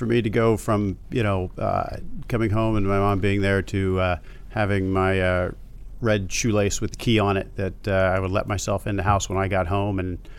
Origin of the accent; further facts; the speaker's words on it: Baltimore, Maryland, United States; Baltimore, Maryland.